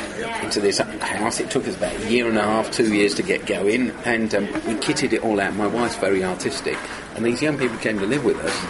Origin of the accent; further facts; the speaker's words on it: London, United Kingdom; grew up in South London and I went to a dump school